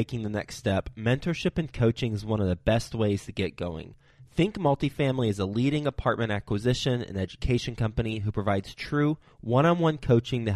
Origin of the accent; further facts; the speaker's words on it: Texas, United States; also born or lived in New York City; now in Cincinnati, United States; And now I live in Ohio and I'm from Texas.